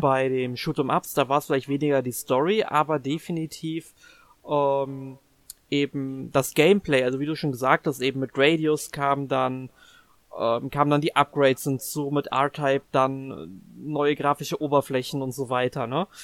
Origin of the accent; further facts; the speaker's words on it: Germany; als Deutscher oder uns als Deutsche